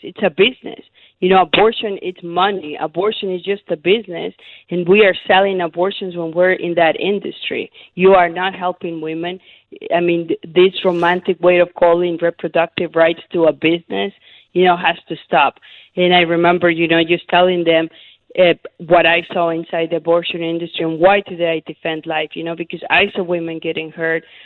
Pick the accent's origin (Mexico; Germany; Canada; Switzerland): Mexico; Mexico City; moved away; also born or lived in Arizona; I was born and raised in Mexico City, so I'm Catholic